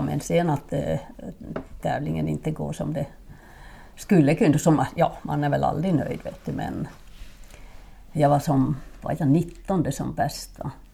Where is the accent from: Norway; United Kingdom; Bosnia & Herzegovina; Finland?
Finland; Swedish is a second language; moved away as an adult; also born or lived in Norrland / Borås, Sweden; now in Sweden; min första skidtävling gjorde jag när jag var sex år hemma i Finland